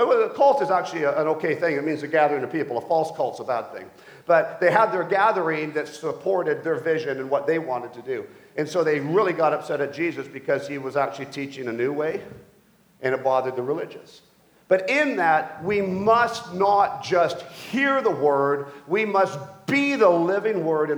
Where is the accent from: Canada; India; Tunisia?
Canada; Mission, British Columbia; I grew up in Mission, BC, as we moved back to Canada